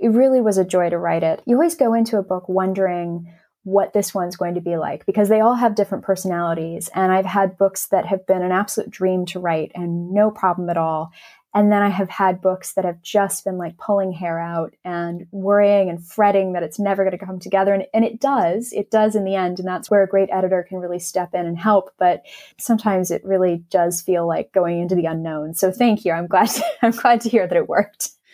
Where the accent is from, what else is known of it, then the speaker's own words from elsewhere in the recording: Los Angeles, California, United States; moved away as an adult; now in England; I grew up in Los Angeles